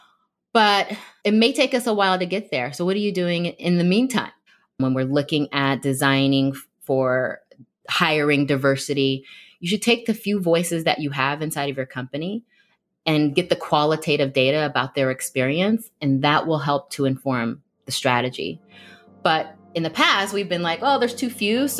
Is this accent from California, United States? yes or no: yes; Bay Area, California, United States; being a Black woman growing up in the Bay Area